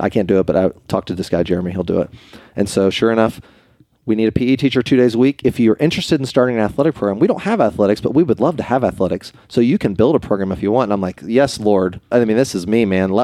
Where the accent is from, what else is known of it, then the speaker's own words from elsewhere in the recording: Springfield, Ohio, United States; also born or lived in Ada, Ohio / Columbus, Ohio; I grew up in Springfield, Ohio